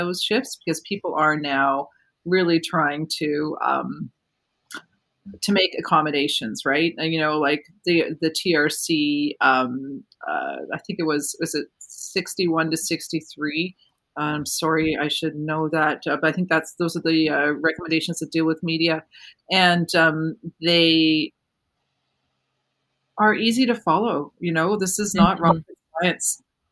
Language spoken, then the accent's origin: English; Markham, Ontario, Canada; also born or lived in Scarborough, Toronto; I grew up just outside of Toronto. I was born in Scarborough, and then I moved with my family to Markham. And I have always kind of been here.